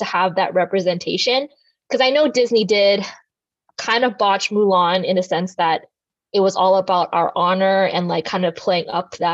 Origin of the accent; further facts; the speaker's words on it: Mississauga, Ontario, Canada; I was born in Mississauga, Ontario.